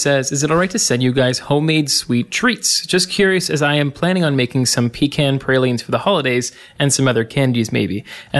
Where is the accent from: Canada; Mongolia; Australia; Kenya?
Canada; I'm sorry that we're so Canadian. Oh, I just apologize for being Canadian. We say about